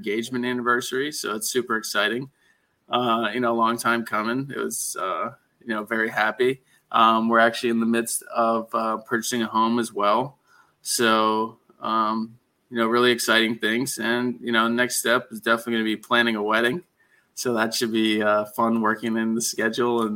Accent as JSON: {"language": "English", "town": "Cooper City", "region": "Florida", "country": "United States", "tie": "born or raised there", "said": "I was born and raised here in South Florida for probably at least over a decade. I had the pleasure of living locally in Embassy Lakes."}